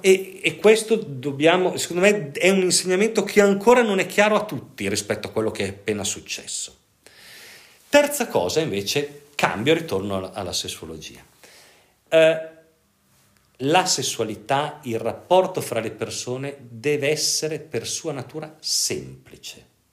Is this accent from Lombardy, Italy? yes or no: yes; Pavia, Lombardy, Italy; io sono originario di Pavia e, e, io eh, lavoravo a Radio Pavia